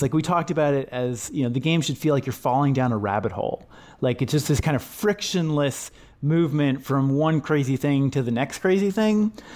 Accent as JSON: {"language": "English", "region": "Washington", "country": "United States", "tie": "born or raised there", "said": "my childhood, growing up in Washington State"}